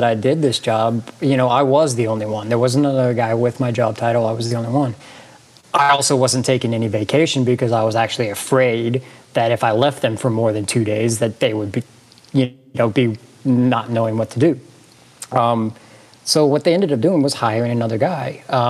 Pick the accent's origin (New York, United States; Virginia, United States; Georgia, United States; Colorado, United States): Georgia, United States; I live in Georgia. I grew up in Georgia.